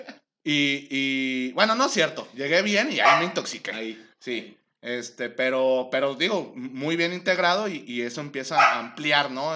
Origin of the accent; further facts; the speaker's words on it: Guadalajara, Jalisco, Mexico; Yo, soy de Guadalajara, siempre he vivido aquí